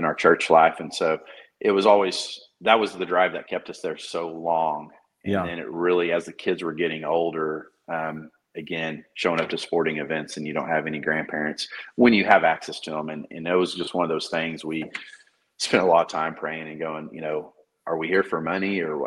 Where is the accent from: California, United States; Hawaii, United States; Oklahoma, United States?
Oklahoma, United States; Moore; moved away as an adult; I'm from Moore. I graduated there